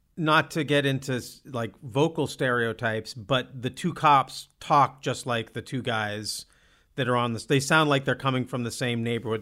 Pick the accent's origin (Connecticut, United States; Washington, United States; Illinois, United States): Washington, United States; Olympia; moved away; I grew up in Olympia.